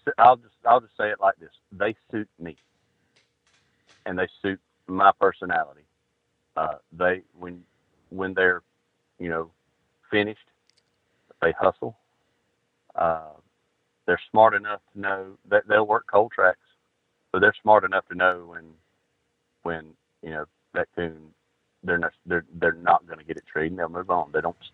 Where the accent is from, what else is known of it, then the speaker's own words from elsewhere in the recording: Georgia, United States; I'm from Georgia. If I wanted to live in the snow, if I'd go hunting in the snow, I'd want to move to Michigan or Indiana or something.